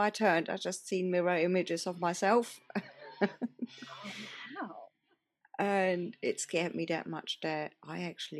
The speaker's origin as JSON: {"language": "English", "country": "Germany", "tie": "born or raised there", "moved": "yes", "lives_now": "Spain", "said": "I was born in Germany in a tiny, tiny, tiny village in the middle of nowhere, surrounded by forest."}